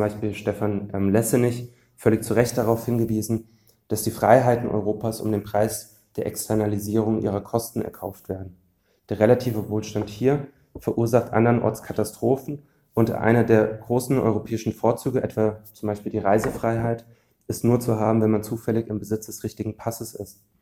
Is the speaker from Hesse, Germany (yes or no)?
yes; Frankfurt am Main, Hesse, Germany; der größte Arbeitgeber meiner Heimatstadt, ähm, das ist die Fraport AG